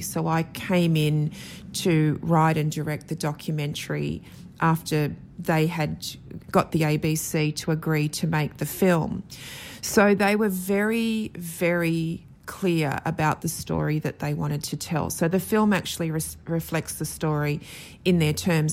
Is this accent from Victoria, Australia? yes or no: no; Sydney, New South Wales, Australia; I grew up in Sydney.